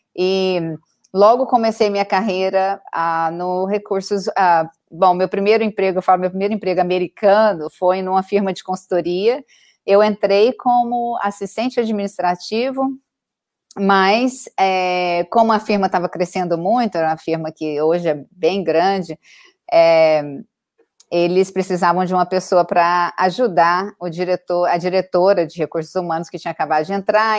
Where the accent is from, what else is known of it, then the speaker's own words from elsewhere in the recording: Goiânia, Goiás, Brazil; moved away as an adult; also born or lived in Paris, France; now in Boston, United States; eu sou do Brasil, claro, de Goiânia, lá do centro do, do país.